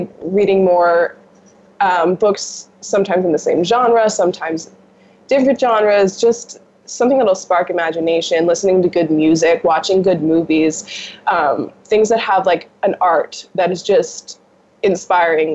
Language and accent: English; United States; also born or lived in New York, United States / Los Angeles, United States; I grew up in New York and I grew up in LA.